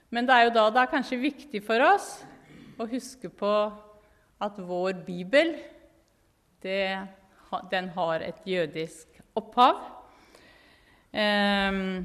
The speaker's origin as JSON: {"language": "Norwegian", "country": "Norway", "also_born_or_lived": "Jerusalem, Israel", "moved": "as an adult", "lives_now": "Israel", "said": "jeg er veldig norsk"}